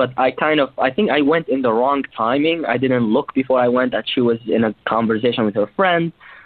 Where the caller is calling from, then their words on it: New York City, New York, United States; also born or lived in Cleveland; I usually call from Cleveland, but the school year is over. I'm 24 years young, so I'm calling from New York City.